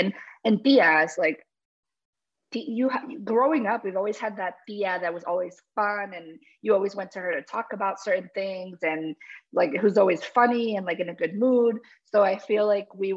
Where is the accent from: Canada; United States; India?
United States; New Jersey; I was born in New Jersey. So I call myself Amerihuaya, Paraguayan American. And growing up, I grew up around other Amerihuayos